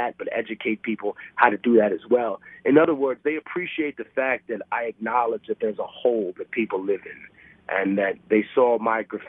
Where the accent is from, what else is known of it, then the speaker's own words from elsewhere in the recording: New York City, New York, United States; I grew up in Harlem